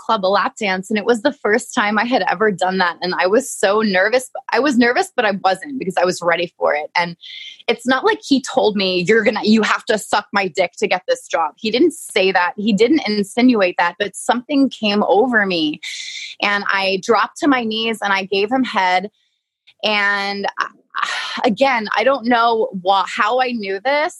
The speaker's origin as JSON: {"language": "English", "region": "New York", "country": "United States", "also_born_or_lived": "Long Island, New York", "moved": "as an adult", "said": "I'm from New York"}